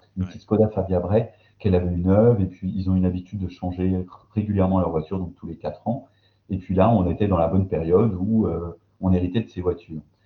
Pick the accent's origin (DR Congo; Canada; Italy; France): France; Belfort, Bourgogne-Franche-Comté; accent: Belfort accent; Belfort, ma ville natale